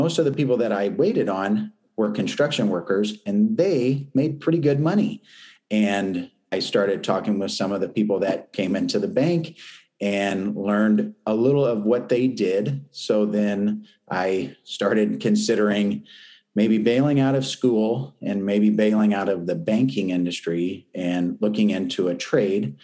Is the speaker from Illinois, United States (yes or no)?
yes; Champaign, Illinois, United States; I grew up in North Champaign in Dobbins Downs, on Dobbins Street